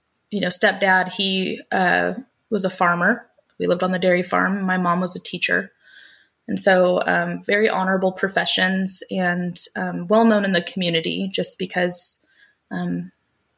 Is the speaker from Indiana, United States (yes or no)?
no; Missouri, United States; also born or lived in Tennessee; I was actually raised in Missouri.